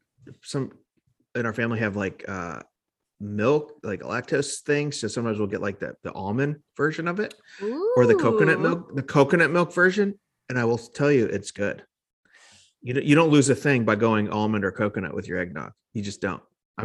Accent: Chicago, Illinois, United States; now in Nashville, United States; Born and raised in Chicago area.

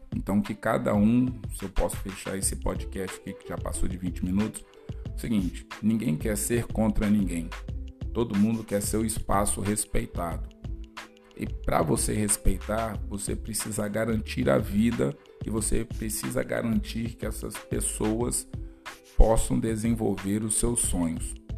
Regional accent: Brazil; muitos brancos aqui no Brasil

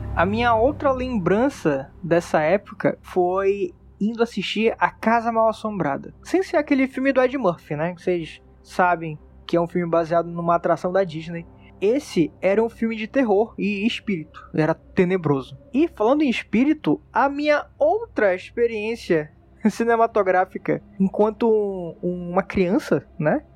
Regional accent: Manaus, Amazonas, Brazil; sou daqui de Manaus

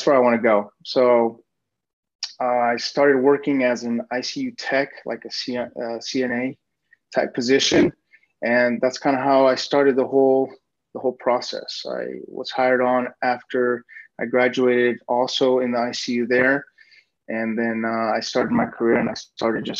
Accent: Nevada, United States; moved away as an adult; also born or lived in Reedley, California; now in Phoenix, United States; I was born in Reedley, there in Central California. And then I was raised most of my life in Nevada.

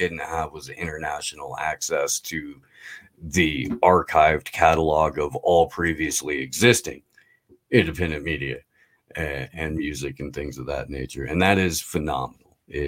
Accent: Indiana, United States; I grew up in Indiana, so there were a lot of like inside baseball to that state jokes that I was gonna get.

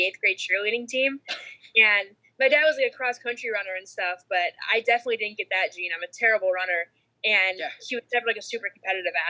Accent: Canton, Michigan, United States; I grew up in Michigan in Canton, right outside of Detroit.

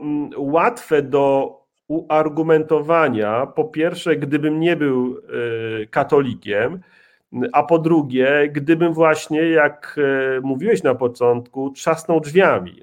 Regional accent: Łódź Voivodeship, Poland; mój proboszcz w mojej rodzinnej wiosce, nieopodal Łowicza

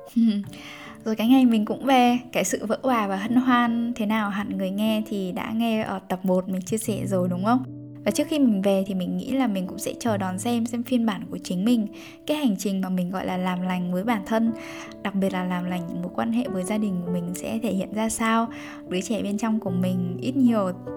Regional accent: Bac Ninh, Vietnam; moved away; quê bắc ninh

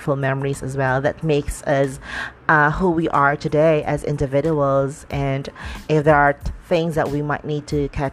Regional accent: Dumaguete, Negros Oriental, Philippines; moved away; I went back to my hometown, which is Dumaguete

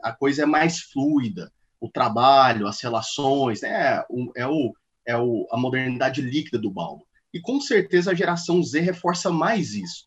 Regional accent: Goiânia, Goiás, Brazil; Eu sou nascido e criado em Goiânia

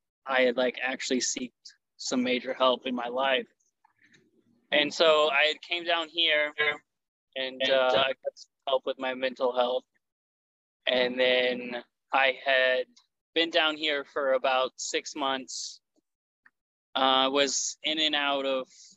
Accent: Kansas, United States; now in Florida, United States; I'm from Kansas originally, but now I live in Florida

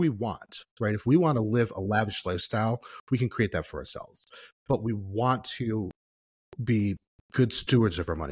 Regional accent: Midwest, United States; me being up here as a Midwesterner

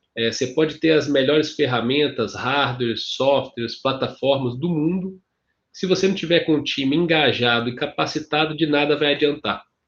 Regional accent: Ouro Branco, Minas Gerais, Brazil; accent: mineiro; moved away; also born or lived in Governador Valadares / Belo Horizonte / São Paulo; nasci em Valadares, governador Valadares, fui, passei minha infância e adolescência em Ouro Branco

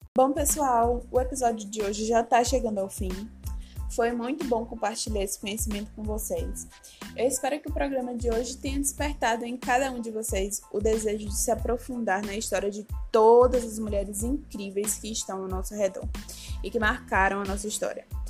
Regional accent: Feira de Santana, Bahia, Brazil; em sua cidade natal, Minha Terrinha, Feira de Santana

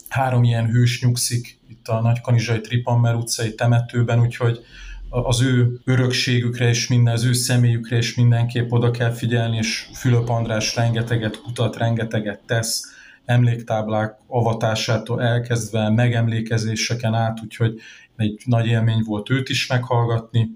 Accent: Nagykanizsa, Zala, Hungary; 1984-ben születtem itt Nagykanizsán, azóta is változatlanul ugye itt a városban élek

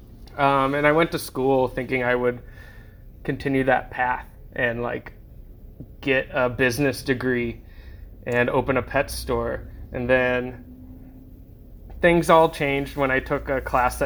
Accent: Indiana, United States; I grew up in Indiana on a small pond

